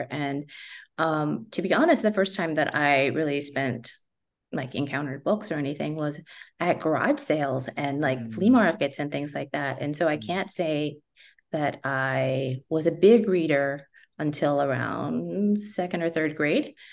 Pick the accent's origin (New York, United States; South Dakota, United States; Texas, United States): Texas, United States; San Antonio; growing up in San Antonio, I, I, mean, I love books, but I can't believe I picked the Spurs first.